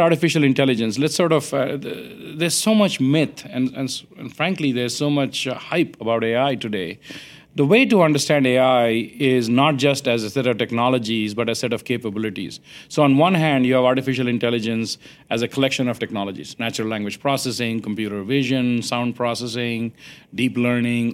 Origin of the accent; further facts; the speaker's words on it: India; now in United States; I grew up in India